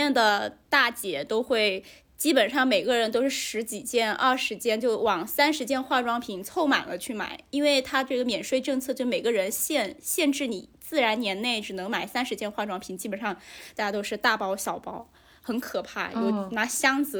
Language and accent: Chinese; Haikou, Hainan, China; 对我在海口长大，